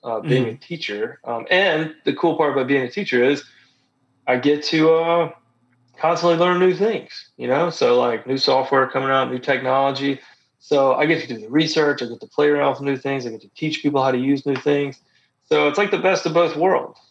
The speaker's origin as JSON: {"language": "English", "region": "Gulf Coast of Mississippi", "country": "United States", "tie": "born or raised there", "also_born_or_lived": "Memphis, Tennessee / Savannah, Georgia", "moved": "as an adult", "said": "I grew up on the Gulf Coast of Mississippi"}